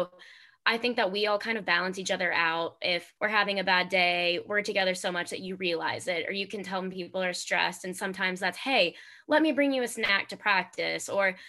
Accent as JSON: {"language": "English", "town": "Memphis", "region": "Tennessee", "country": "United States", "tie": "born or raised there", "said": "growing up in Memphis"}